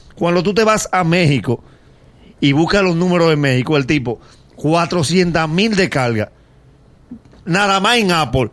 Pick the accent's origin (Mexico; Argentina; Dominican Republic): Dominican Republic; nosotros como dominicanos